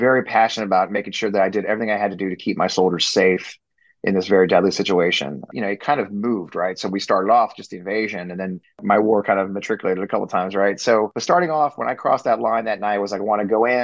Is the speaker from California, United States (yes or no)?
no; Missouri, United States; I'm from Missouri